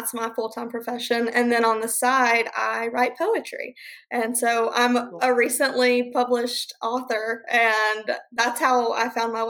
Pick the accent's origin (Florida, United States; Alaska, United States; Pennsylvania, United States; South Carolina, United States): South Carolina, United States; moved away; My whole family's here. So I love coming back home to South Carolina.